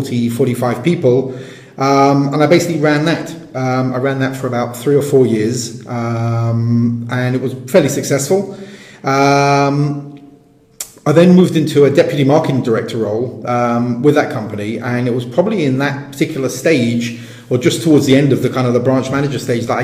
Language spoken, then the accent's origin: English; England, United Kingdom; first language English; moved away as an adult; as an Englishman kind of based abroad